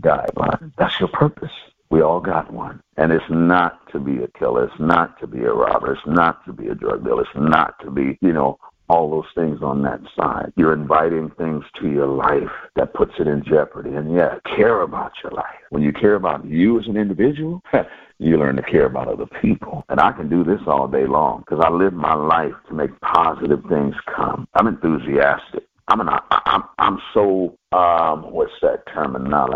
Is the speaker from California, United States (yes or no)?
yes; California, United States; I'm from Cali